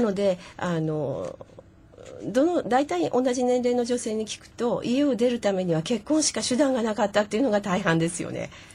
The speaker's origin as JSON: {"language": "Japanese", "area": "Miura Peninsula", "region": "Kanagawa", "country": "Japan", "tie": "born or raised there", "also_born_or_lived": "Kodaira, Tokyo", "moved": "as an adult", "said": "はい私は神奈川県の三浦半島ですえー、乗り入れてる電車は横浜横須賀久里浜三浦海岸京浜急行の終点あたりで育ちました"}